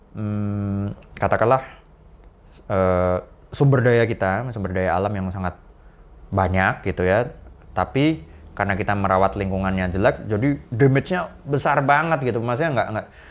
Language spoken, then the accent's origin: Indonesian; Yogyakarta, Special Region of Yogyakarta, Indonesia; now in Jakarta, Indonesia; aku tumbuh besar di Jogja itu di Pantai Parangtritis